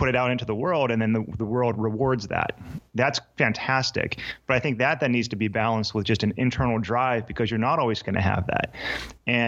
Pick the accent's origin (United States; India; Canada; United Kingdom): United States; Pittsburgh, Pennsylvania; I was born in Pittsburgh